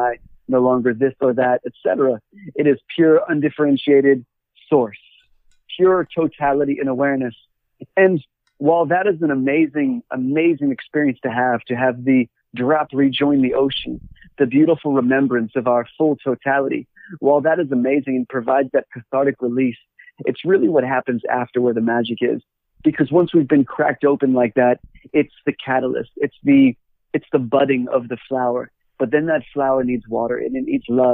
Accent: Washington, District of Columbia, United States; moved away as an adult; now in Los Angeles, United States; I grew up in Washington, D.C., and then I ended up leaving in around 2007 and left the U.S.

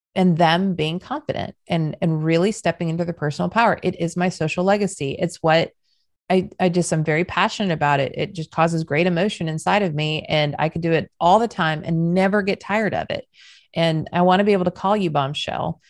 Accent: Southern California, United States; moved away; also born or lived in Southern United States; I know I'm Southern now, but I was still raised in SoCal

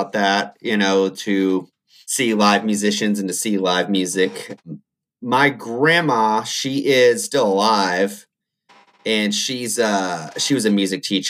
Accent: Indiana, United States; I grew up in Indiana.

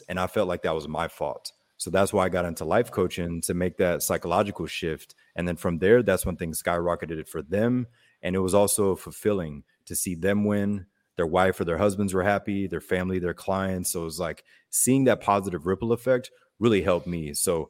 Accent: Germany; And my mother was German, or my mother is German. We grew up in Germany.

